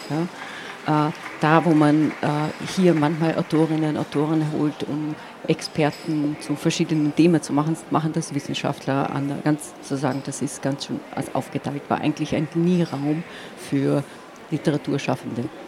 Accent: Eisenkappel, Carinthia, Austria; first language Slovene; German is a second language; moved away; also born or lived in United States; ich bin zweisprachig aufgewachsen, wobei ich auch sagen müsste, zu den Zeiten, als ich geboren wurde, war eigentlich die, dieses Tal, wo ich geboren wurde, im Prinzip slowenisch

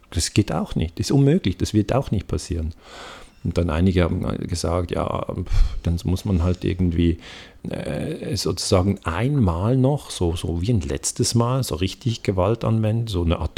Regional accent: Switzerland; ich spreche als Mann, als Europäer, als Schweizer

